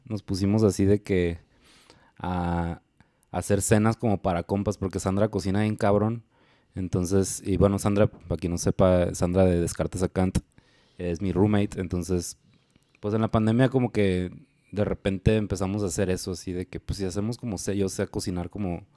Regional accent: Hermosillo, Sonora, Mexico; also born or lived in Guadalajara; yo soy de Hermosillo

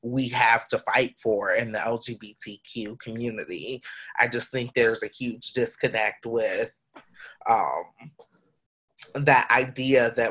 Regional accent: South Georgia, United States; I'm from South Georgia

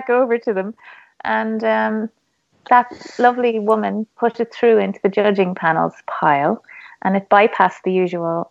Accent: Ireland; being Irish

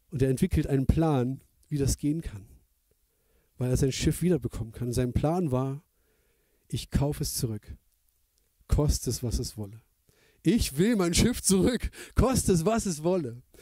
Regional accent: East Germany, Germany; Ich bin ja im Atheismus groß geworden, in, in der ehemaligen DDR, da hat man gar nicht von Gott gehört.

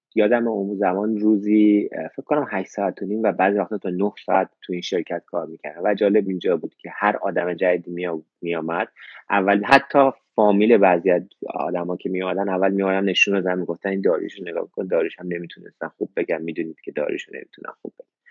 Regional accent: Iran; moved away as an adult; now in Australia; منم ده سال از ایران اومدم بیرون

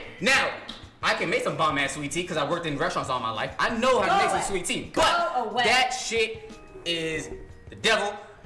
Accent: Long Beach, California, United States; moved away; I'm from Long Beach, California

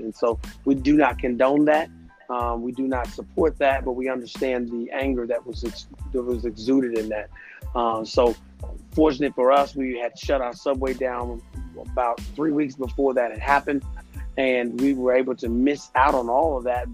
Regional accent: Louisville, Kentucky, United States; I'm originally from Louisville, Kentucky

